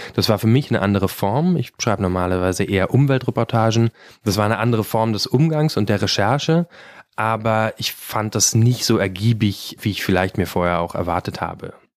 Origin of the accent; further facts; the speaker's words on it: Brandenburg, Germany; ich komme aus Brandenburg